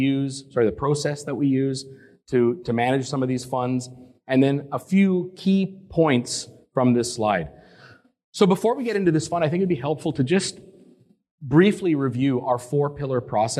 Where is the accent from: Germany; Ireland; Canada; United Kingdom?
Canada; also born or lived in Boston; I'm Canadian, but I started down in Boston